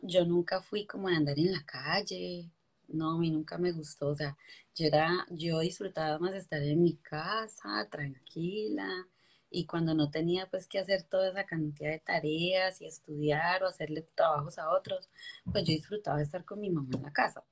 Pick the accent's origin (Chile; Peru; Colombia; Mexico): Colombia; Ulloa, Valle del Cauca; moved away as an adult; also born or lived in Armenia, Quindío; yo soy colombiana, yo soy de Armenia Quindío, me crié en un pueblito que se llama Ulloa Valle